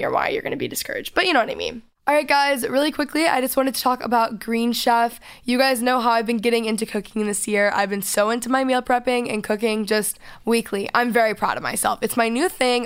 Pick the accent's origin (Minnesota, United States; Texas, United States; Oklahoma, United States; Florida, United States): Texas, United States; I'm from Texas. I'm a Southern girl